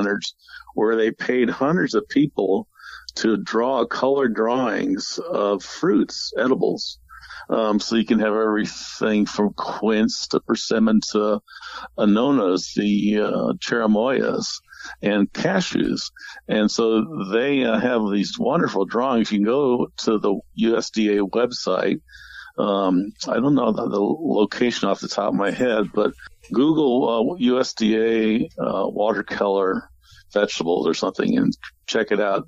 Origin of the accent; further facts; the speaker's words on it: St. Louis, Missouri, United States; moved away; I grew up in St. Louis